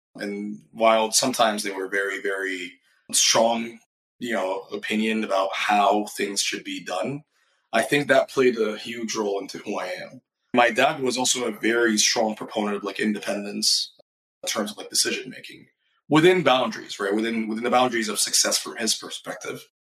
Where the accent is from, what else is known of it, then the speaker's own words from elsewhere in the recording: Cairo, Cairo Governorate, Egypt; moved away; also born or lived in Minnesota; I grew up in Cairo, Egypt. My entire life, I was born and raised there.